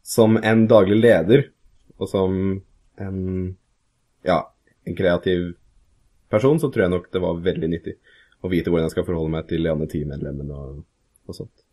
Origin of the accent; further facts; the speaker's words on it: Kongsvinger, Innlandet, Norway; also born or lived in Scotland; now in Hamar, Norway; Jeg vokste opp på Kongsvinger, vokste opp der fram til jeg var 19